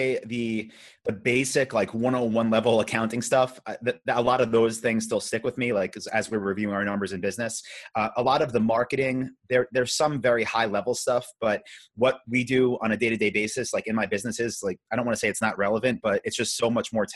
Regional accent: Long Island, New York, United States; moved away as an adult; also born or lived in Vietnam; now in Austin, United States; I grew up, I'm from Long Island

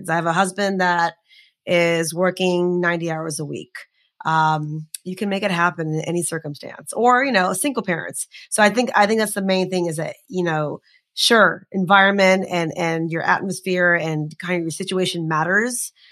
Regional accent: India; Uh, we're Indian women. There's so much to make fun of.

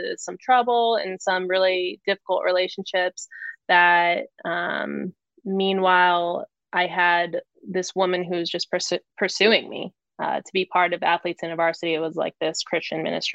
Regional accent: Phoenix, Arizona, United States; moved away as an adult; also born or lived in New Hampshire; I was born and raised in Arizona.

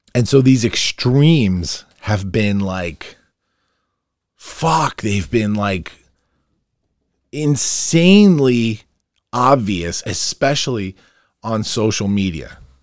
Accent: Long Island, New York, United States; I'm a hometown boy. And my work is always gonna start in my hometown.

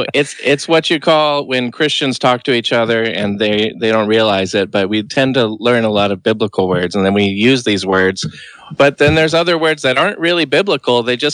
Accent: Santa Cruz, California, United States; moved away; I grew up in Santa Cruz until I was 17.

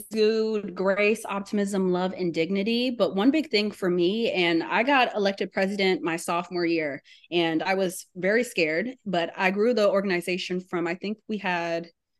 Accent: Papillion, Nebraska, United States; also born or lived in Texarkana, Texas / Houston, Texas; And I'm originally from Papillion, Nebraska. I'm a military kid, so I've kind of lived everywhere. But Texarkana, Texas, and Houston is where I call home.

